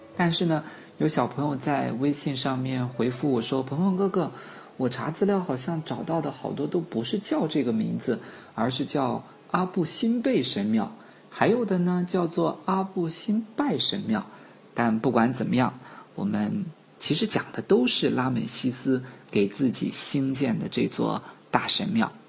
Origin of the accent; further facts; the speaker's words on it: China; 就我们几个来自于中国的朋友去这里参观